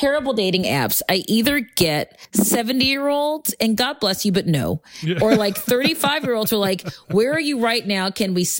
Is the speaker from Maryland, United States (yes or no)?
yes; Baltimore, Maryland, United States; I was raised in Baltimore